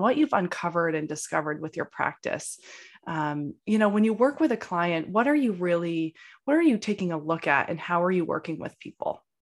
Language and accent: English; Maine, United States; moved away; I'm home in Maine in my hometown